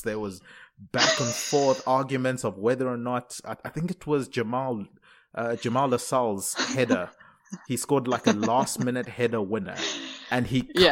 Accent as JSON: {"language": "English", "country": "South Africa", "tie": "born or raised there", "also_born_or_lived": "Zimbabwe", "moved": "yes", "lives_now": "London, United Kingdom", "said": "being born in Zimbabwe, growing up in South Africa, living in London"}